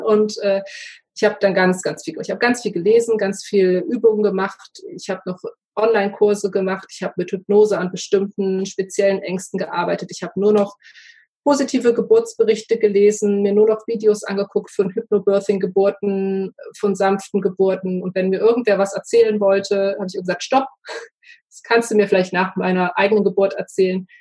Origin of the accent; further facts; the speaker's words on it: Ruhr area, North Rhine-Westphalia, Germany; Ich komme ja aus dem Ruhrgebiet